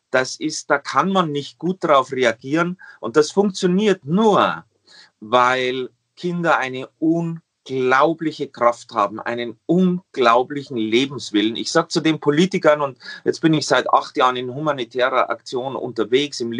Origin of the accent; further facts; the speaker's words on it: Bavaria, Germany; mich mit drei, vier äh, äh, Wörtern im Französischen durch, Savoir und s'il vous plaît, was man halt als Bayer so drauf hat.